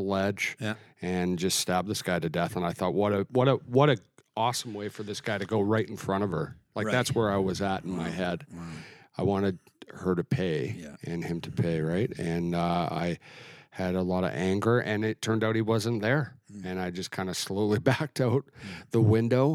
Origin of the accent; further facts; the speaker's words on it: Alberta, Canada; moved away; I grew up in Alberta.